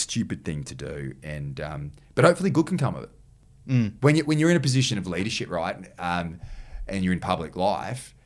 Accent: New South Wales, Australia; I'm the Premier and I'm from New South Wales

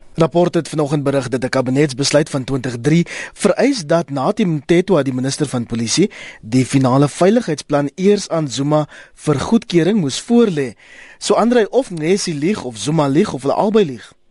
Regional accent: Kraaifontein, Western Cape, South Africa; Kraaifontein daar waar ek vandaan kom.

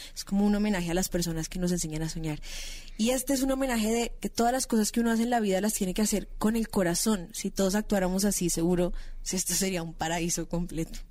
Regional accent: Bogotá, Colombia; yo soy de Bogotá, tengo 24 años, empecé a trabajar en televisión

